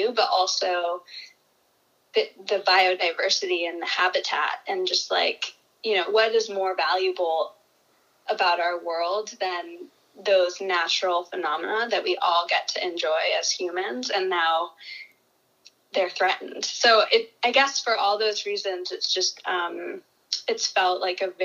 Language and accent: English; New Hampshire, United States; I grew up in New Hampshire